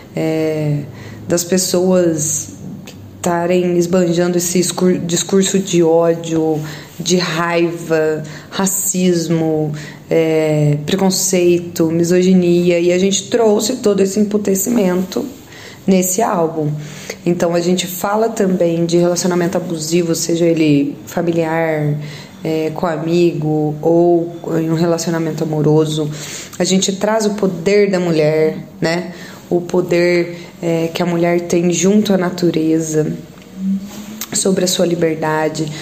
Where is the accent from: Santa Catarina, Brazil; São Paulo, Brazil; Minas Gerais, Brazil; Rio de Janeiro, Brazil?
Minas Gerais, Brazil; Santa Rita do Sapucaí; Nós somos aqui do sul de Minas. Eu e o guitarrista, nós moramos em Santa Rita do Sapucaí